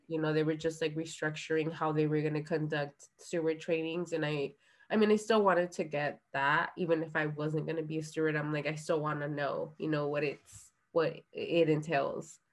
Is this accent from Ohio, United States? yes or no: no; Orange County, California, United States; also born or lived in San Diego / Guerrero, Mexico; I grew up in Orange County